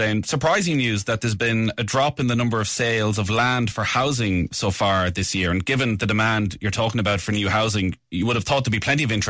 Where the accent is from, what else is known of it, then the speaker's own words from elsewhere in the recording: Ireland; My hometown of Ballyhonus, the least expensive place to buy a house in all of Ireland.